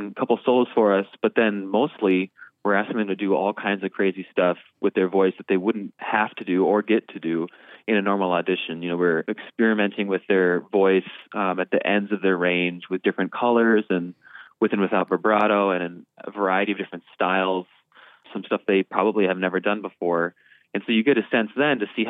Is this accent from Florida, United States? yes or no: no; Northeast Iowa, United States; also born or lived in New York City; now in Minneapolis, United States; I'm originally from Northeast Iowa